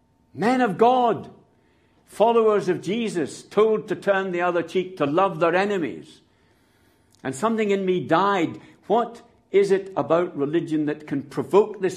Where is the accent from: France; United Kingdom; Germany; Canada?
United Kingdom; Scotland; I'm a Scot